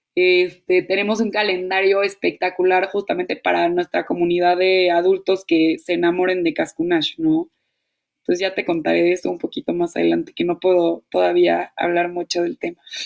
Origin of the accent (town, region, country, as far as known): Mexico; moved away as an adult